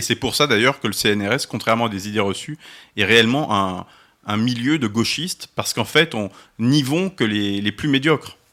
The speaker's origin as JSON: {"language": "French", "country": "France", "said": "Nous, Français"}